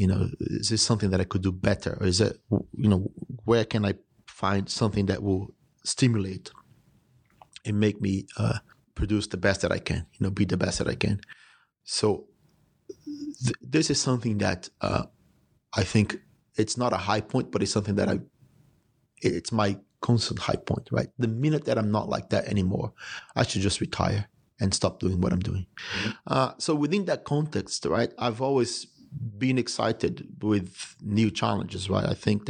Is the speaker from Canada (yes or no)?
no; Brazil; born there; also born or lived in United States / United Kingdom; I was born in Brazil. I went to school in the US and I've lived a significant part of my adult life in the United Kingdom.